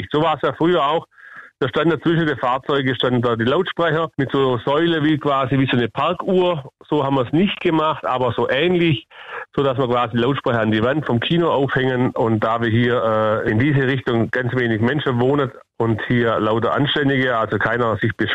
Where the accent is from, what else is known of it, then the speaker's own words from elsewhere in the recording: Lake Constance, Germany; Ich bin in der Bodenseegegend aufgewachsen und da war es immer City, dass morgens um 10.30 Uhr die Filme kamen vom Tag davor in Österreich 1.